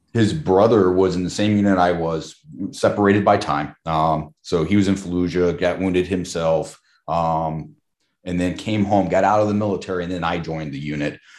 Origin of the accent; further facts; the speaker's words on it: Charleston, South Carolina, United States; moved away as an adult; also born or lived in Houston; I grew up in Charleston, South Carolina